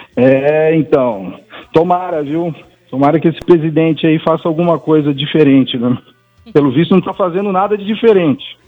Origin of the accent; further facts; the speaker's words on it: São Paulo, Brazil; Fui criado ali na Pompeia